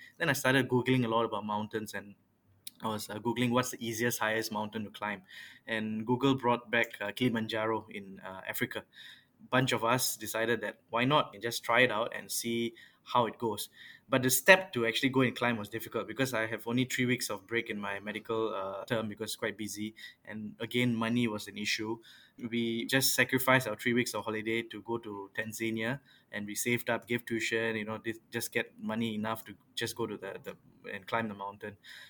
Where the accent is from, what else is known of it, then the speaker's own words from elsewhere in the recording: Yishun, Singapore; I was from a pretty traditional family. Both my parents are teachers. I mean, I was from Naval Base Primary School in Yishun.